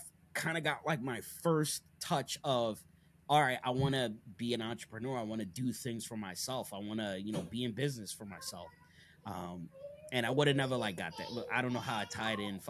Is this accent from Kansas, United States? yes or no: no; Long Island, New York, United States; moved away as an adult; now in Wilmington, United States; I grew up in Long Island, New York